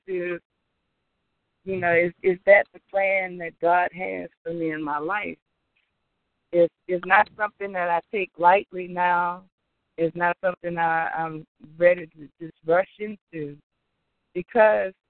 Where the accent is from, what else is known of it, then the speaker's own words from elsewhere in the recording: Opelousas, Louisiana, United States; moved away; my hometown, Opelousas, Louisiana. I grew up